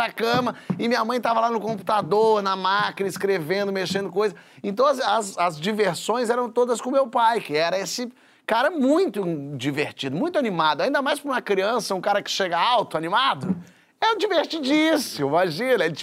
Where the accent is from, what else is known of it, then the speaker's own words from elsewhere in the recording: Rio de Janeiro, Brazil; born there; Primeiro, quando eu nasci, minha mãe aqui no Rio